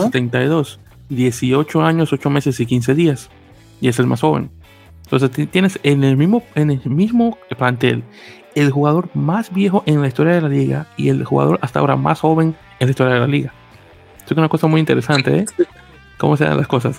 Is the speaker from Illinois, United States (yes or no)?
no; New York, United States; como neoyorquino que soy